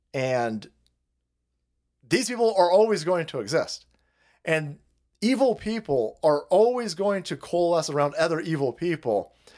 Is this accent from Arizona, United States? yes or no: yes; Tempe, Arizona, United States; second largest river in the home state of Arizona, is the Salt River, which flows through my hometown of Tempe, home of the Sun Devils.